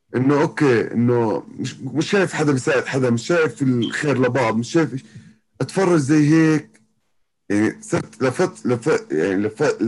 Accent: Jordan; عندنا بالاردن

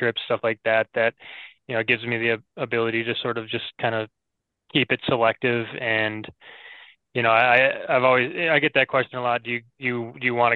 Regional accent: Minneapolis, Minnesota, United States; I grew up in the Twin Cities

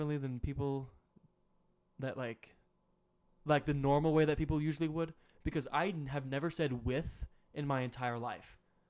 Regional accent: Tennessee, United States; And there are fireflies in Tennessee, so I say firefly because I'm from Tennessee.

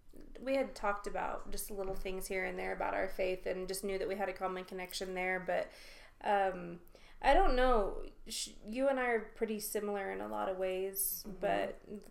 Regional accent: Southwest Kansas, United States; now in Wyoming, United States; originally from Southwest Kansas, but now I make Wyoming my home

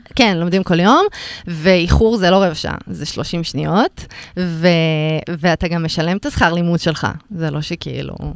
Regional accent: Rishon LeZion, Central District, Israel; born or raised there

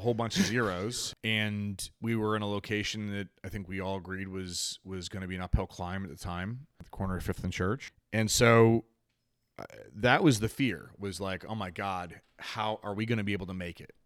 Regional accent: Charlotte, North Carolina, United States; moved away as an adult; also born or lived in New Jersey; I grew up in Charlotte.

